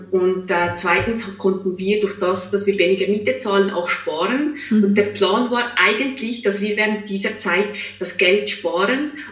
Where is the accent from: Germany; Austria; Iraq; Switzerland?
Switzerland; now in Zurich, Switzerland; Ich bin ursprünglich aus der Schweiz. Ich bin mhm. in einem kleinen Seelendorf, 600 Seelendorf in der Schweiz aufgewachsen, habe die letzten zehn Jahre aber in Zürich verbracht